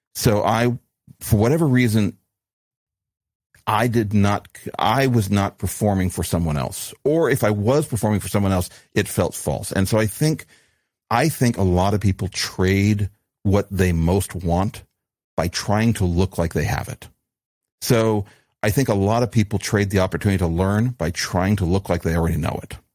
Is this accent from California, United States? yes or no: no; New Mexico, United States; growing up in New Mexico